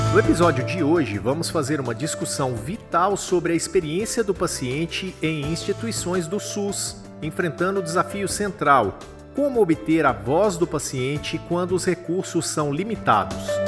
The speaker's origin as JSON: {"language": "Portuguese", "country": "Brazil", "said": "Enquanto brasileiros"}